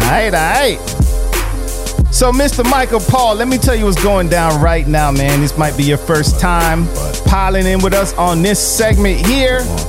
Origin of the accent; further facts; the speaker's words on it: Jamaica; I'm actually from Jamaica. I grew up on reggae music and all